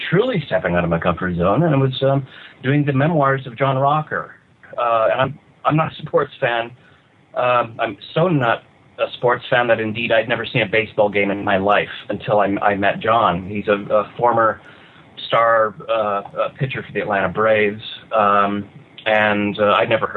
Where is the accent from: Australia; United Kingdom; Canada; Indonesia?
Canada; moved away as an adult; now in California, United States; I'm the Canadian writer.